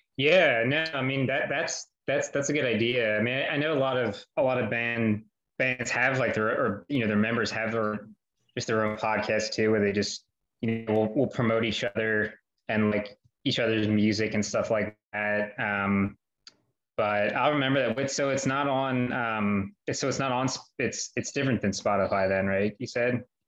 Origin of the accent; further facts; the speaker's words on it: United States; now in Philadelphia, United States; I wasn't born here. I was born outside